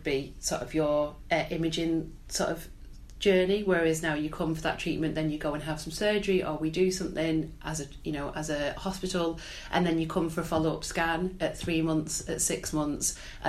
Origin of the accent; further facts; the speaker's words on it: Wigan, North West England, United Kingdom; moved away as an adult; now in North East England, United Kingdom; I'm originally from Wigan.